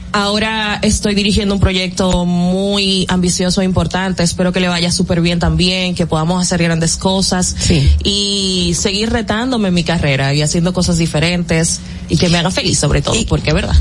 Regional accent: Argentina; argentina, somos de Argentina

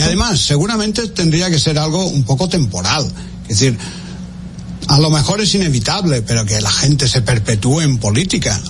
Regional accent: Spain; en mi país

